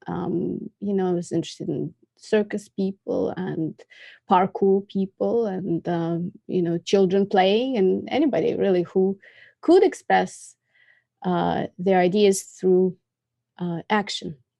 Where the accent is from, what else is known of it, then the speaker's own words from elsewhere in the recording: Moscow, Russia; moved away as an adult; also born or lived in Massachusetts, United States; I was born in Moscow and I came to America in nineteen ninety-six